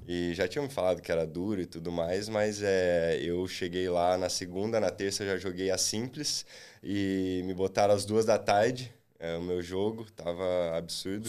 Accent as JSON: {"language": "Portuguese", "town": "Londrina", "region": "Paraná", "country": "Brazil", "said": "eu sou de Londrina"}